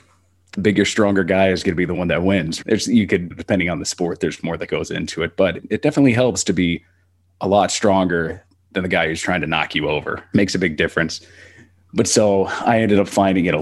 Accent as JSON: {"language": "English", "region": "Texas", "country": "United States", "tie": "born or raised there", "said": "growing up in Texas and going to a big high school"}